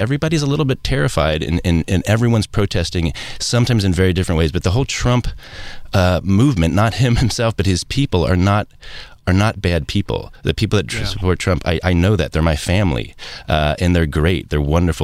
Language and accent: English; Cincinnati, Ohio, United States; I come from Cincinnati